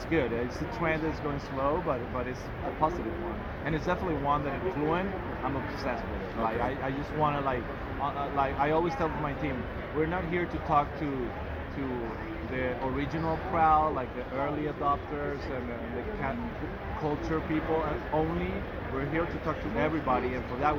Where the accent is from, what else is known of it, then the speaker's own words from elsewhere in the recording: Venezuela; moved away as an adult; now in Miami, United States; I'm originally from Venezuela, so I was living there until 2014